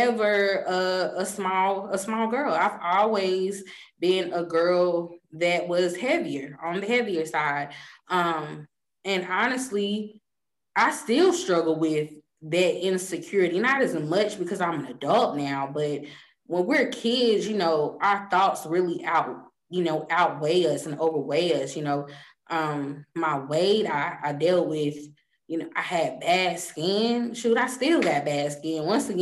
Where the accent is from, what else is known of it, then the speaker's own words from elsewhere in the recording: Mint Hill, North Carolina, United States; I came from Mint Hill Middle School